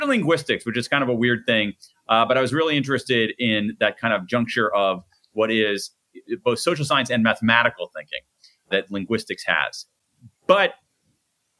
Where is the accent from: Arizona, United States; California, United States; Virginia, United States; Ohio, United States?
Ohio, United States; Columbus; I grew up in Columbus, Ohio, the heart of the Midwest